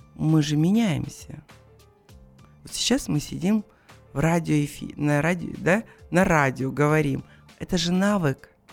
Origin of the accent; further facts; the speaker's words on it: Kazakhstan; Мы казахи